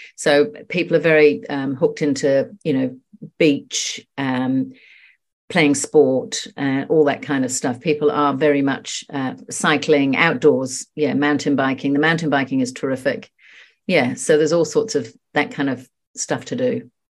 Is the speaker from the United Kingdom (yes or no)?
yes; England, United Kingdom; moved away as an adult; now in New Zealand; I'm actually English, and I've lived in New Zealand for thirty-six years, but I come back very regularly. My mother lives here, and I've got loads of, of friends still, um, all my old school friends.